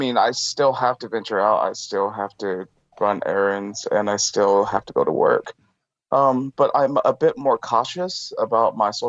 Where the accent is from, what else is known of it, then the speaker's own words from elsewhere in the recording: Taiwan; English is a second language; Well, to be honest, I'm from Taiwan, Taiwanese Chinese.